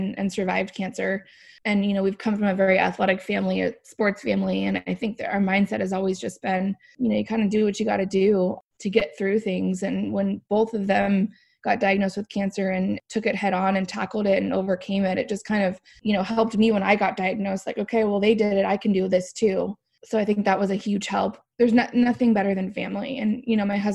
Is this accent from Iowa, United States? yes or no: no; Palo Alto, California, United States; now in Calabasas, United States; I grew up in the Bay Area